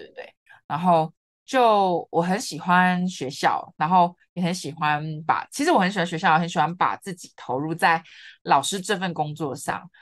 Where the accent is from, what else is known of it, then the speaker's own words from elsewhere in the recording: Kaohsiung, Taiwan; moved away as an adult; also born or lived in Yunlin / Taipei; 我之前都是在高雄嘛，因为我是高雄人，是。然后在云林读书